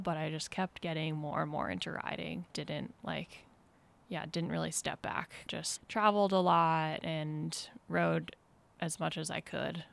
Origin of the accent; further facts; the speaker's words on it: Vermont, United States; moved away as an adult; now in Mill Valley, United States; I grew up in Vermont, to pretty active, like, outdoorsy family